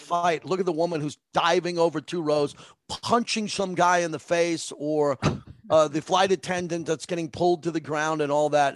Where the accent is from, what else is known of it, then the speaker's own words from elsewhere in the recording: Massapequa, New York, United States; I grew up in Massapequa